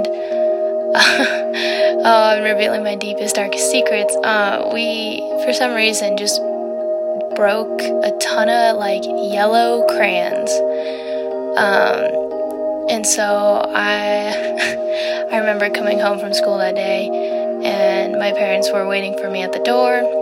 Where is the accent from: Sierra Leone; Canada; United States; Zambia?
United States; Colorado; also born or lived in Texas; I was born in Texas, and I lived there for about 4 years, and then I had a little brother, and then we moved over to Colorado